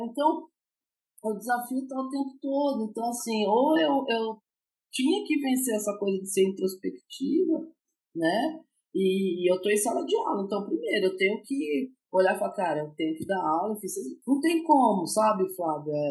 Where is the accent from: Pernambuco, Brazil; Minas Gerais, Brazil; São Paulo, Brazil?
São Paulo, Brazil; moved away; Eu sou paulistana